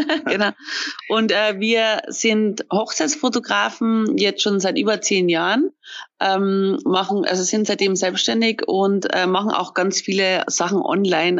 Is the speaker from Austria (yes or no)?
yes; Austria; now in Munich, Germany; bin ja eigentlich Österreicherin, Fillerin, bin nach München gezogen